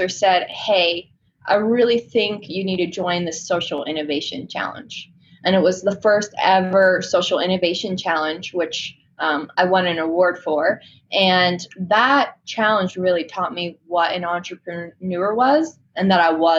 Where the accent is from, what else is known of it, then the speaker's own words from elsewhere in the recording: Northborough, Massachusetts, United States; I grew up in a small country town in the woods called Northborough, Massachusetts